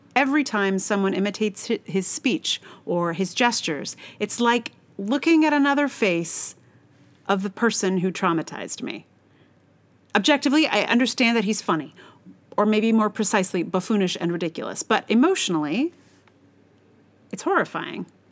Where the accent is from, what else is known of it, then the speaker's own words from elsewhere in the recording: United States; I am American